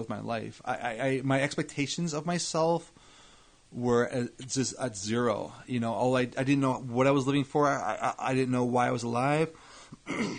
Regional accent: Edison, New Jersey, United States; also born or lived in Scotch Plains; I was in Scotch Plains until I was six. My family moved to Edison. So from when I was seven until 18

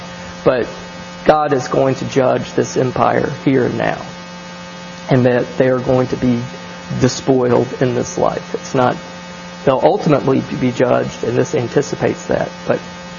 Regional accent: American South, United States

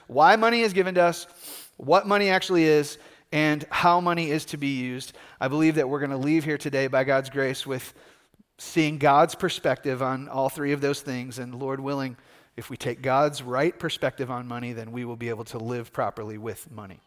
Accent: United States; here as American Christians

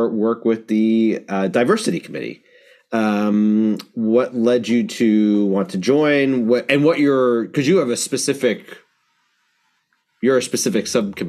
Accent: Long Island, New York, United States; I grew up on Long Island

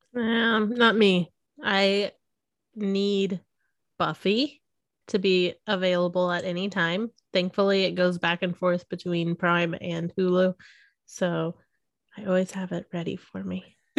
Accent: Missouri, United States; I'm, you know, born and raised in Missouri

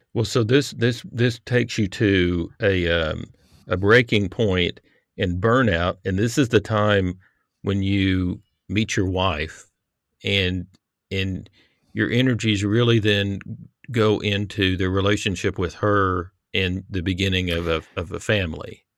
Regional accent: United States; the Christianity that at least I grew up around in America

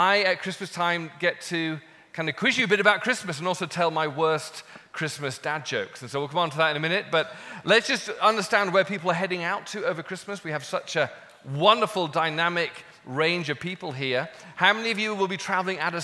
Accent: United Kingdom; I'm British

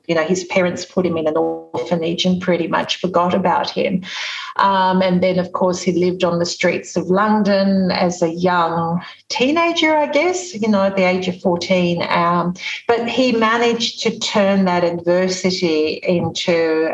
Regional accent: Sydney, New South Wales, Australia; I was born in Sydney several years later

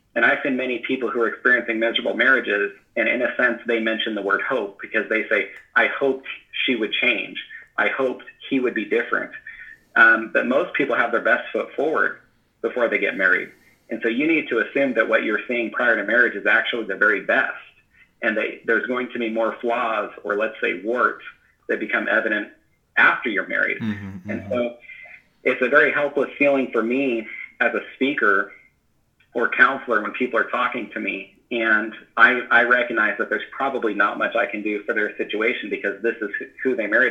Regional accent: Northern California, United States; born or raised there; moved away as an adult; now in Washington, United States

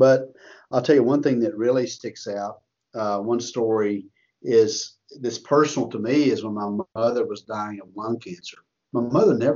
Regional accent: Texas, United States; I'm from Texas.

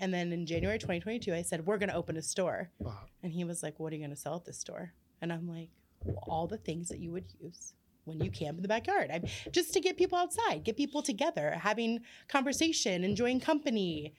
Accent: Columbus, Ohio, United States; moved away as an adult; now in Uhrichsville, United States; I'm from Columbus, Ohio.

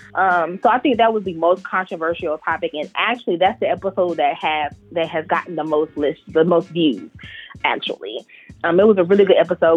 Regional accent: Charlotte, North Carolina, United States; I am in North Carolina. I'm from Charlotte.

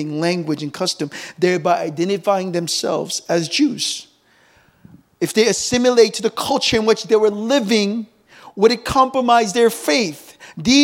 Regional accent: United States; moved away as an adult; now in Seoul, South Korea; growing up in America, spending my teenage years there

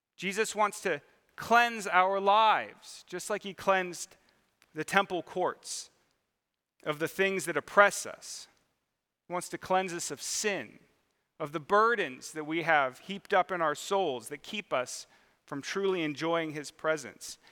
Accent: Mission Viejo, California, United States; I grew up in Mission Viejo, California, which is, there's already people laughing, uh, which is down in southern Orange County

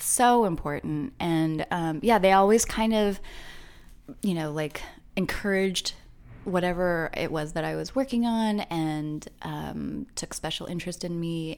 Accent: Orange County, Southern California, United States; also born or lived in Long Beach, California / Los Angeles, California; I grew up in Southern California

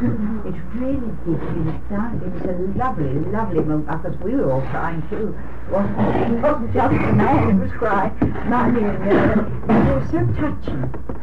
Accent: United Kingdom; I thought, well, I'm glad they don't know I'm a British woman

